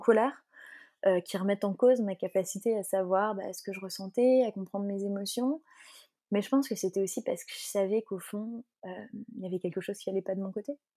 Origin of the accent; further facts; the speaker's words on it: Belgium; moi je suis belge